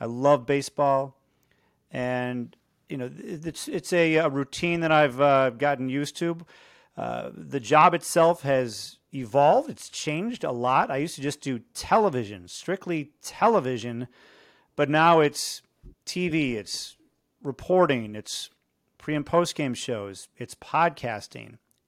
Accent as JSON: {"language": "English", "town": "Chicago", "region": "Illinois", "country": "United States", "tie": "born or raised there", "moved": "as an adult", "said": "I grew up in Chicago. I grew up a White Sox fan."}